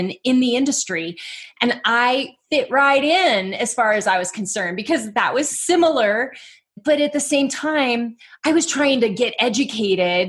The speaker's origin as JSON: {"language": "English", "town": "Dublin", "region": "California", "country": "United States", "tie": "born or raised there", "also_born_or_lived": "Oakland, California", "said": "I was born in Oakland, but we were in Dublin."}